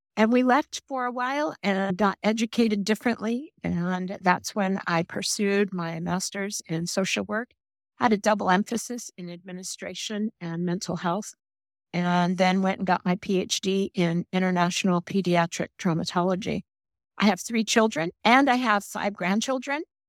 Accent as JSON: {"language": "English", "town": "Oakland", "region": "California", "country": "United States", "tie": "born or raised there", "said": "I was raised in East Oakland, California"}